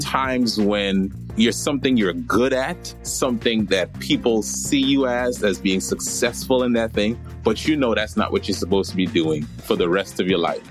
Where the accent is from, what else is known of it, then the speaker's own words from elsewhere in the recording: Trinidad & Tobago; moved away as an adult; also born or lived in New York; my story starts in New York, but really I grew up in Trinidad.